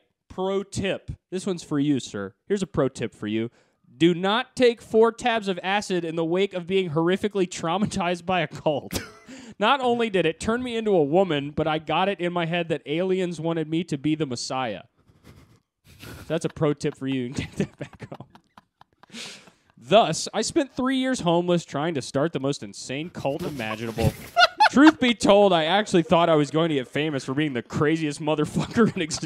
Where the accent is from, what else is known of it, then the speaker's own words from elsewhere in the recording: Syracuse, New York, United States; I did a couple open mics in my hometown of Syracuse